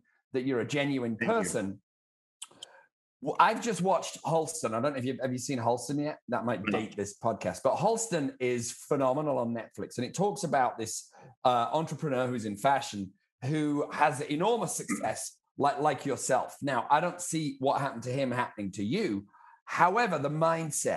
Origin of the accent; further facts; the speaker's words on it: United Kingdom; accent: British; I have a funny accent too. I'm a Brit.